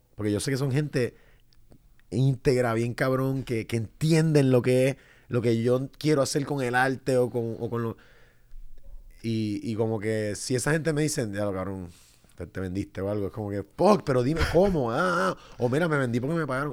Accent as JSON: {"language": "Spanish", "country": "Puerto Rico", "moved": "as an adult", "said": "yo, ah, de Puerto Rico"}